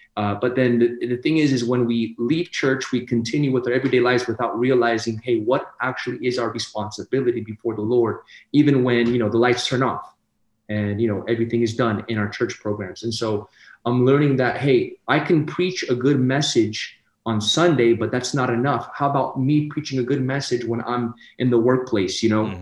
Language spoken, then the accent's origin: English; Sacramento, California, United States; I come from Sacramento, California, born and raised